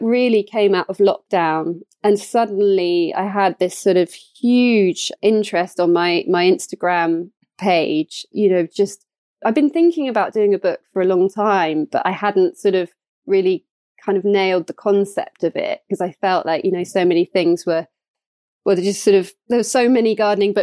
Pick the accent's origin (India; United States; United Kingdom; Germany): United Kingdom; East Anglia, East of England; also born or lived in Cotswolds; we made a move to Suffolk, actually, because I'm from East Anglia originally